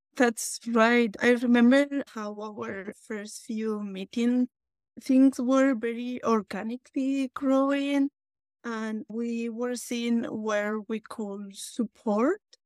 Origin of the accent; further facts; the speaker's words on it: Basque Country, Spain; English is a second language; moved away; as you might tell by my accent, I was born in Basque Country, northern Spain.